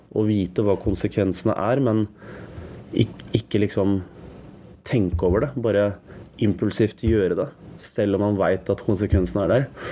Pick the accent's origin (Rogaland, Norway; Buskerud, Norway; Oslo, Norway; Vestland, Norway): Oslo, Norway; Jeg vokste opp på Bjølsen